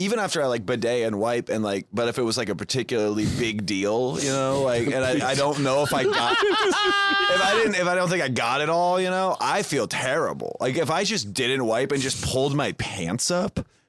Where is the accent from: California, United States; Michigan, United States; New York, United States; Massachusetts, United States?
Massachusetts, United States; Boston; I'm from Boston.